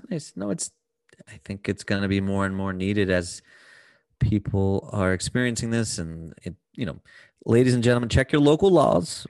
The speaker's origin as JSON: {"language": "English", "country": "United States", "said": "I'm from America."}